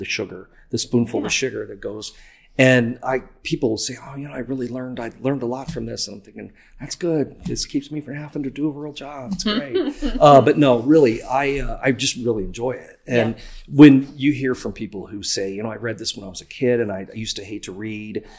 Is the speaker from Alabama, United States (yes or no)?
no; near Decatur, Illinois, United States; growing up nearby and then living there when I was young